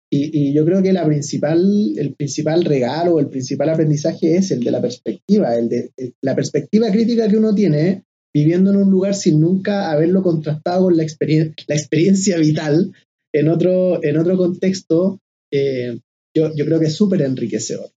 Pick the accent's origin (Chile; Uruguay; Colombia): Chile; Quilpué, Valparaíso; moved away as an adult; also born or lived in Viña del Mar / Santiago / Cunco / Mexico; nací en Viña del Mar, me crié en Quilpué, la ciudad del sol